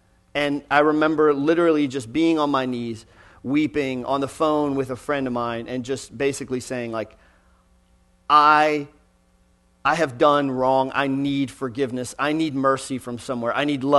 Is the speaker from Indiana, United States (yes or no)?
no; Texas, United States; also born or lived in Pennsylvania; When we moved to Texas, I was born in Western Pennsylvania, but when we moved to Texas, where I spent 20 years of my life, we were fifth pew back, right side of the aisle.